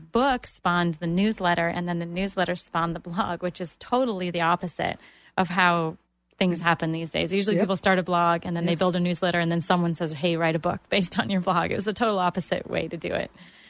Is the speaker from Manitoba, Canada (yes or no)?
no; Toronto, Ontario, Canada; moved away as an adult; now in Orlando, United States; I had a job, but when I moved to Orlando from Toronto, this was the first time that I actually became self-employed and then became a business owner.